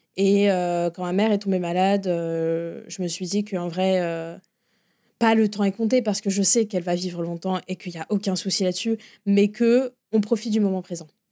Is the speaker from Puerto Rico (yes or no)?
no; France; moved away as an adult; now in Florida, United States; en tant que Français et francophile